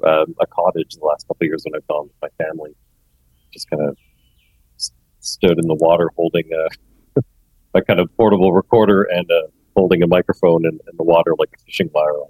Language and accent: English; Toronto, Ontario, Canada; I am a musician from Toronto, Canada